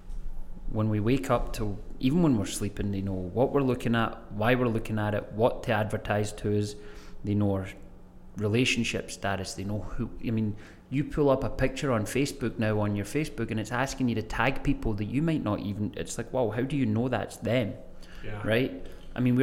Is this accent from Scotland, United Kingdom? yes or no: yes; Greenock, Scotland, United Kingdom; My hometown is called Greenock, and the college in my hometown is called James Watt College